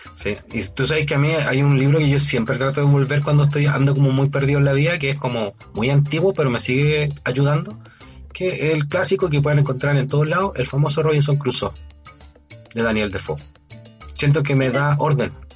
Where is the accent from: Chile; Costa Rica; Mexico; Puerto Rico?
Chile; somos los chilenos y las chilenas